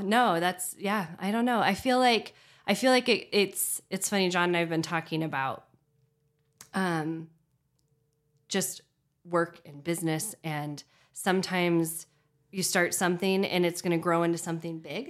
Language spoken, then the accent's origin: English; Redmond, Oregon, United States; now in Bend, United States; I grew up in Redmond